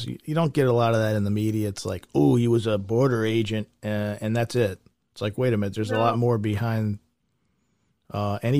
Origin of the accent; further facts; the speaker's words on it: outside of Philadelphia, Pennsylvania, United States; I'm from outside of Philadelphia